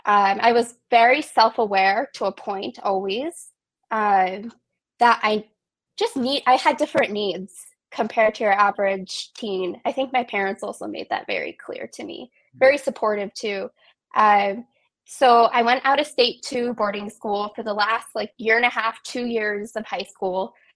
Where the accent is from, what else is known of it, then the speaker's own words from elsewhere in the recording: West Virginia, United States; So I was born in the Kaneha Valley. I've lived here probably on and off my entire life. And I grew up in a loving Jewish home.